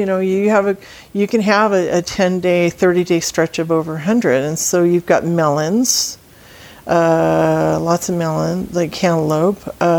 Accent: Salinas, California, United States; moved away as an adult; also born or lived in Fresno, California; I am a California transplant. I grew up in Salinas, California, which is in the Monterey Bay. It is John Steinbeck country.

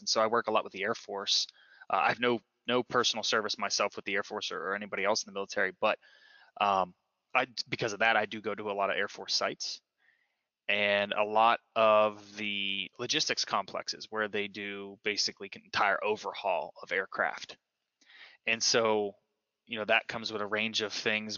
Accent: Johnstown, Pennsylvania, United States; i started with ctc which is in my hometown of johnstown pennsylvania

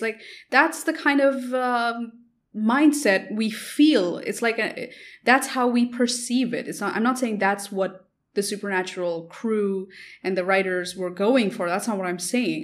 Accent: India; I come from India

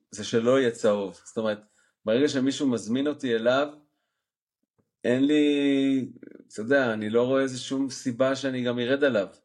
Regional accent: Jerusalem, Jerusalem District, Israel; moved away as an adult; now in Netherlands; אני גדלתי בשוק מחנה יהודה

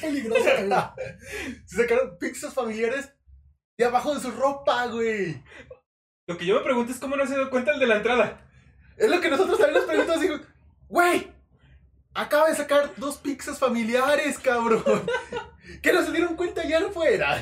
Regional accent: Mexico; como mexicanos consumidores de cine

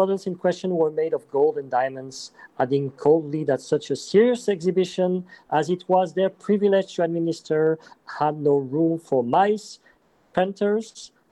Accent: Geneva, Switzerland; I am from Geneva too

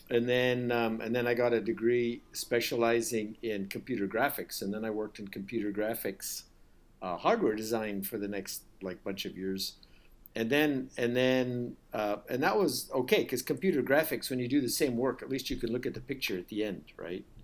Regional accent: United States; also born or lived in India; the U.S. I did most of my school life in the U.S., but I spent four years

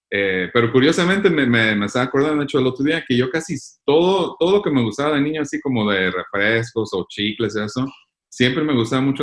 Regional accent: Michoacán, Mexico; Eh, de Michoacán.

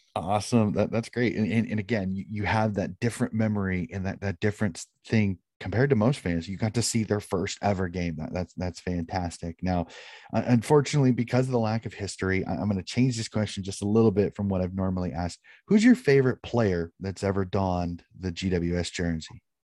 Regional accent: United States; being an American

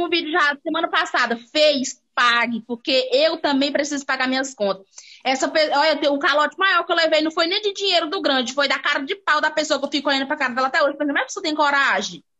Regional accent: Maranhão, Brazil; eu sou do Maranhão

